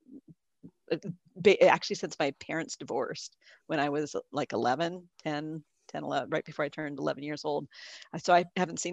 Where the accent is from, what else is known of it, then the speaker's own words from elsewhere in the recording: California, United States; I grew up in California